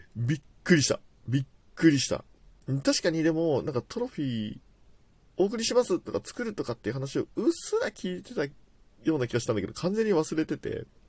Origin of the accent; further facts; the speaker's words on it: Tokyo, Japan; 僕自体は東京在住というか東京生まれ東京育ちなんですけれども